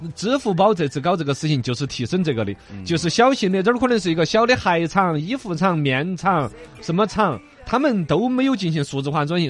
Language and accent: Chinese; China; 我们中国人都很傲娇